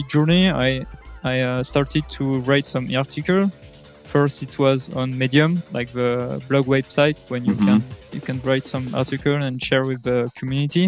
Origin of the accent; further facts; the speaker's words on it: France; I come from France